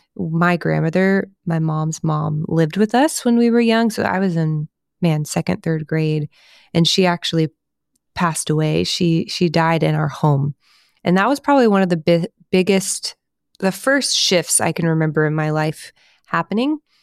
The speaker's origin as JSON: {"language": "English", "town": "Houston", "region": "Texas", "country": "United States", "tie": "born or raised there", "said": "I grew up in Houston, Texas area."}